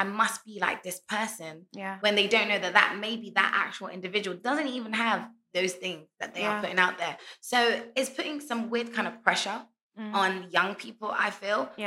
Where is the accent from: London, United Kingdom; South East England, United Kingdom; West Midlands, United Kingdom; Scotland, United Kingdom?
London, United Kingdom; moved away as an adult; now in Ghana; Born and raised in London my whole life in the UK. And moved to Ghana nearly four years ago